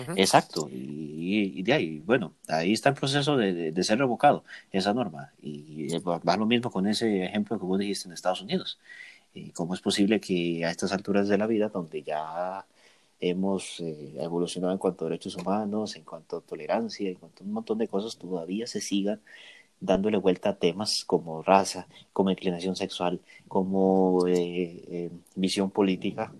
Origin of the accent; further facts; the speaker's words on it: Costa Rica; nos hemos caracterizado como costarricenses de ser unas personas de paz